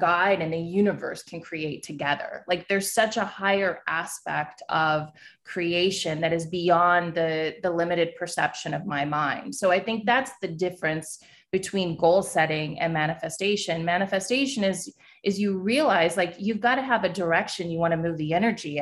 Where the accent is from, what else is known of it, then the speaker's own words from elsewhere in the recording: New York City, New York, United States; I'm a New Yorker